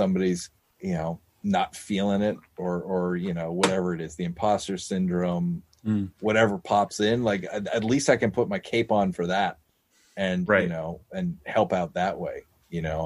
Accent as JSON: {"language": "English", "town": "Malden", "region": "Massachusetts", "country": "United States", "tie": "born or raised there", "said": "the Malden store, which is in my hometown"}